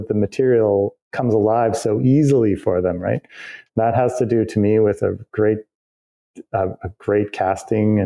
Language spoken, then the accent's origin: English; Canada; I'm a Canadian and I built my career in Canada